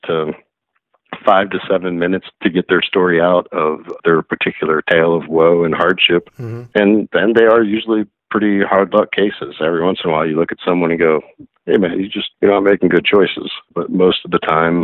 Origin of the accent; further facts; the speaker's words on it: Arkansas, United States; I grew up in Arkansas